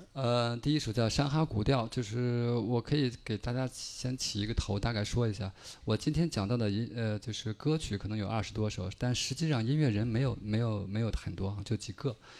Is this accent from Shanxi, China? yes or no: no; Shandong, China; moved away; 我从山东过来